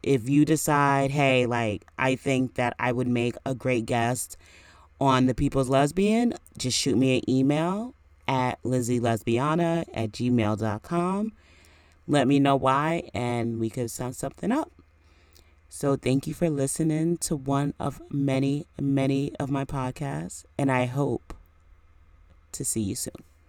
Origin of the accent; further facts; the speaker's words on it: New York, United States; now in New Jersey, United States; I am from New York, and I'm currently in New Jersey now